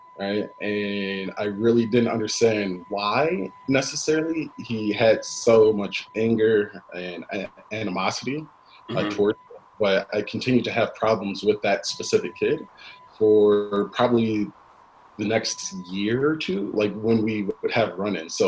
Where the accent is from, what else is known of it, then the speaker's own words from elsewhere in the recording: Aurora, Illinois, United States; also born or lived in Naperville, Illinois; Pretty much grew up in Aurora from the age of 6 to when I graduated from college